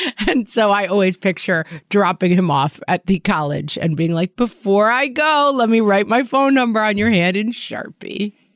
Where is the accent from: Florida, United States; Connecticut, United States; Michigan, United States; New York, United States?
New York, United States; as a New Yorker